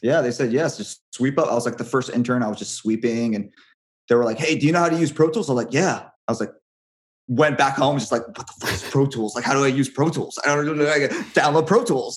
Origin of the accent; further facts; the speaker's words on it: Hawaii, United States; moved away; I'm from Hawaii